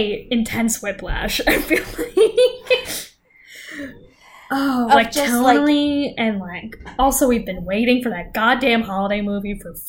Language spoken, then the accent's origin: English; United States; we're American